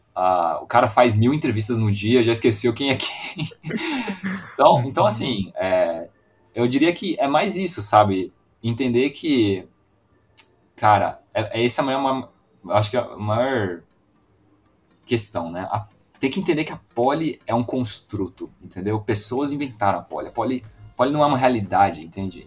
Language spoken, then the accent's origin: Portuguese; Foz do Iguaçu, Paraná, Brazil; eu sou de Foz do Iguaçu, na fronteira